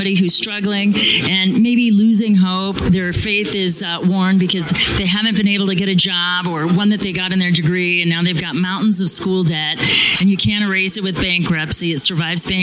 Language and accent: English; Phoenix, Arizona, United States; I'm from Phoenix